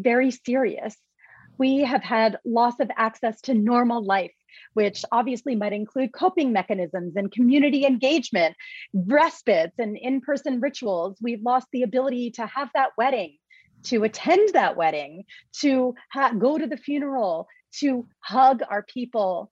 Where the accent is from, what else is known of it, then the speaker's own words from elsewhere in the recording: New York, United States; I'm a New Yorker